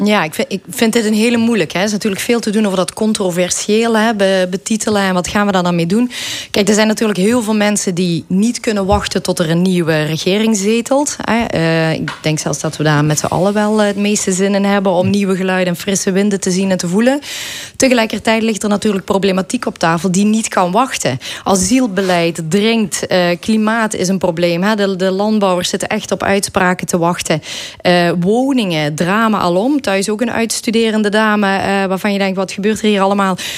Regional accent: Belgian Limburg, Flanders, Belgium; moved away as an adult; now in Netherlands; als Belg, ik woon ondertussen al dik 20 jaar in Nederland, maar je blijft toch wel die Belg, hè, die Limburgse Belg.

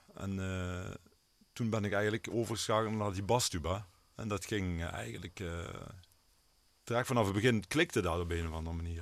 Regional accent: Netherlands; waar ik ben opgegroeid, zeg maar, met Scherp Geul.

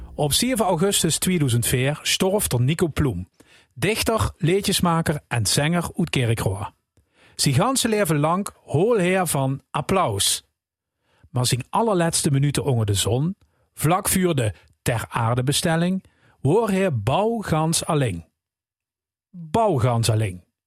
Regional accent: Rimburg, Limburg, Netherlands; also born or lived in Heerlen; programmamaker bij L1, geboren in Heerlen, opgegroeid in Rimburg

